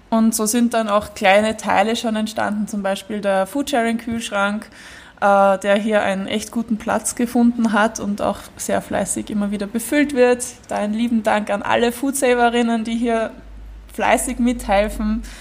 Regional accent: Vienna, Austria; Genau, also wir kennen Gersthof, wir sind alle aus Gersthof und wir wissen um die Gegebenheiten dieser Ecke hier

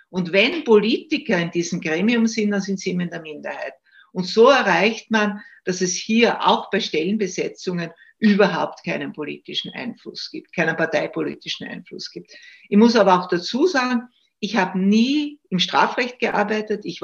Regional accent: Styria, Austria; Ich komme aus der Steiermark, ich lebe ja in Graz und habe auch in Graz studiert.

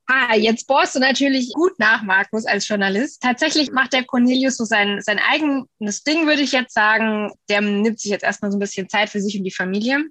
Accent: Miltenberg, Bavaria, Germany; aus meiner Heimat in Miltenberg.

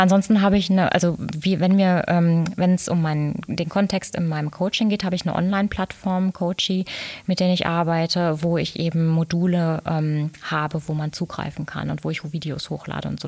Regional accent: Dortmund, North Rhine-Westphalia, Germany; moved away as an adult; also born or lived in Lünen; now in Cologne, Germany; Ich bin ein, bin ein Pottmädel

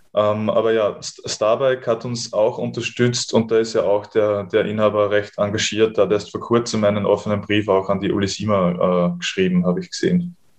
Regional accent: Freistadt, Upper Austria, Austria; ich bin jahrelang von Freistadt nach Linz gependelt mit dem Bus und in, also bei uns in der Gegend gibt es kaum so Überlandradwege

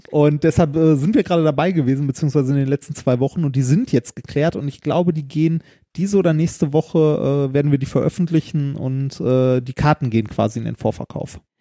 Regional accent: Essen, North Rhine-Westphalia, Germany; moved away; also born or lived in Mannheim; in Essen, in meiner Heimatstadt

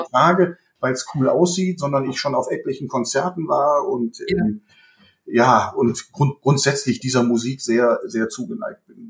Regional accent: Bergisches Land, born in Düsseldorf, North Rhine-Westphalia, Germany; Ich bin ein Kind des Bergischen Landes, allerdings gebürtiger Düsseldorfer

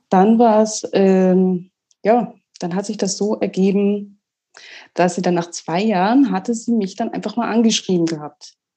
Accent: Mecklenburg-Vorpommern, Germany; moved away as an adult; also born or lived in Rostock; now in Austria; ich komme gebürtig, ich komme von der Ostseeküste.

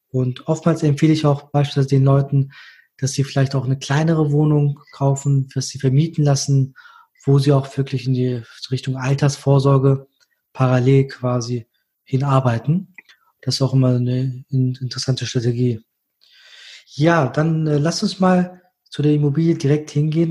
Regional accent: Düsseldorf, North Rhine-Westphalia, Germany; ich als Düsseldorfer.

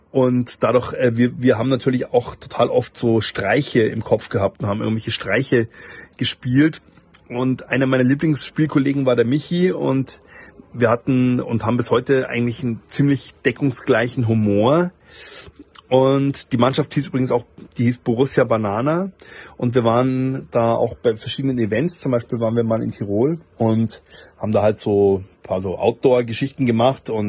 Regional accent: Bavaria, Germany; das muss ich als Oberbayer zugeben

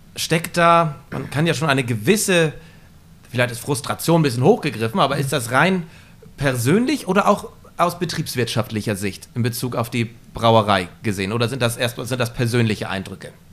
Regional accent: Flensburg, Schleswig-Holstein, Germany; hier in Flensburg stattfinden, in meiner Heimatstadt

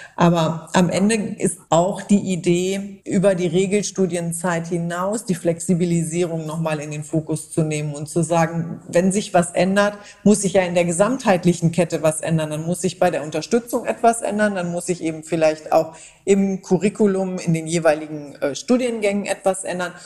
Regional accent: Germany; Bei uns in Deutschland

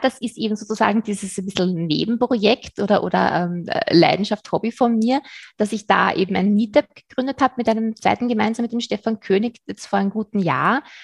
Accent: Vienna, Austria; ich bin aus Wien, das hast du schon gesagt. Ich lebe da mit meinem Mann

